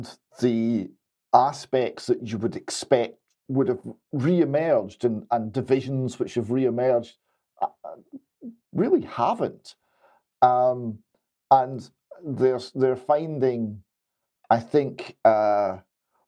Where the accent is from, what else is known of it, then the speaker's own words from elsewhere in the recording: Scotland, United Kingdom; I'm from Scotland